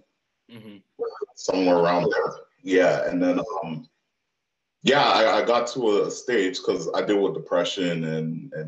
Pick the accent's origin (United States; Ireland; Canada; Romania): Canada; also born or lived in Toronto, Canada; I'm Canadian.